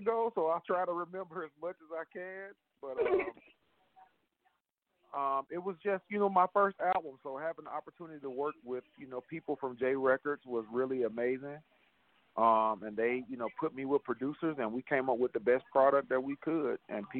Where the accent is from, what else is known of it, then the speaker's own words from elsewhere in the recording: Birmingham, Alabama, United States; also born or lived in Frankfurt, Germany; All of my family is here. You know, both sides, my mom and my dad are both from Birmingham. And it was a wonderful childhood. I love Birmingham. I still am a resident and probably will be here for the rest of my life.